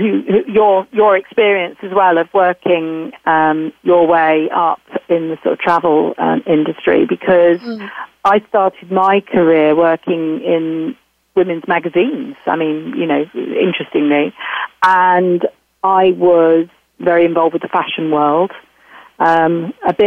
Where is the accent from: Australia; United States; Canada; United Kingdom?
United Kingdom; I'm certainly a Brit